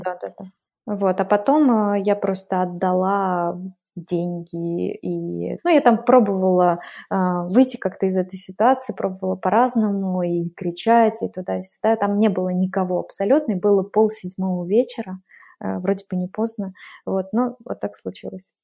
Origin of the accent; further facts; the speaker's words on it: Glazov, Udmurtia, Russia; moved away as an adult; also born or lived in Moscow, Russia; now in Lake Garda, Italy; я в 2005 так уехала, и э, из Глазова в Москву, а в 2015 из Москвы вот сюда, на Гар